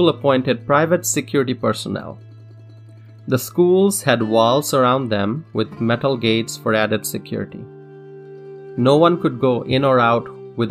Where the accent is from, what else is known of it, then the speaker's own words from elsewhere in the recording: Dhaka, Dhaka Division, Bangladesh; moved away as an adult; also born or lived in Madison, Wisconsin; now in United States; I am an immigrant. I was born and raised in Dhaka, Bangladesh, in South Asia.